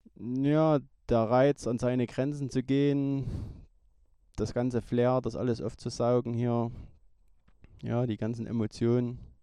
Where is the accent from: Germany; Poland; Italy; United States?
Germany; Niedersteinbach, Saxony; also born or lived in Rochlitz; Ich komme aus Niedersteinbach, bin 43 Jahre alt, 1979 in Rochlitz geboren